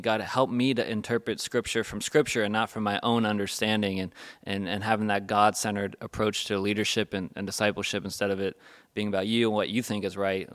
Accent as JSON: {"language": "English", "country": "United States", "said": "we're American Christians"}